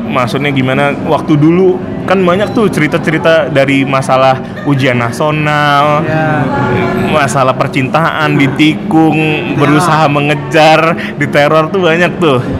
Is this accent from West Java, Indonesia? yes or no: yes; Bandung, West Java, Indonesia; now in Jakarta, Indonesia; Eh, aku dari Bandung aku duluan di Jakarta dan dia nyusul